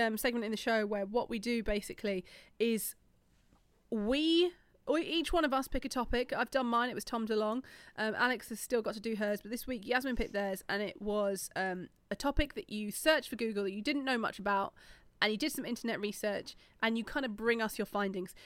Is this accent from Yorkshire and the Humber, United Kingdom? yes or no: yes; Yorkshire and the Humber, United Kingdom; I'm not from South London, I'm from Yorkshire